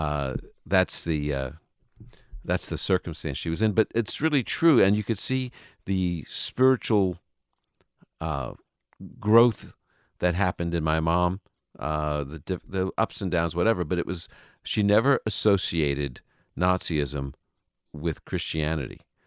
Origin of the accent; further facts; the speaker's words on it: New York, United States; moved away; I was raised in New York, uh, you know, nice Jewish boy